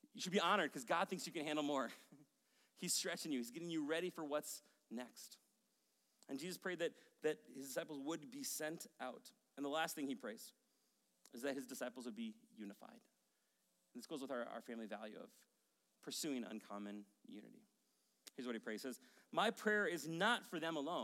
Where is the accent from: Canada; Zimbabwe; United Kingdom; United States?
United States; Maple Grove, Minnesota; moved away as an adult; also born or lived in Rogers, Minnesota / White Bear Lake, Minnesota / Denver, Colorado / Madison, Wisconsin; I grew up in Maple Grove